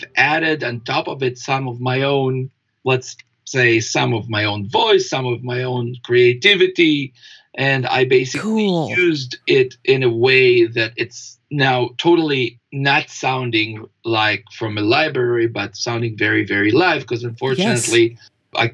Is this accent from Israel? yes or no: yes; Israel; moved away; I was born in Israel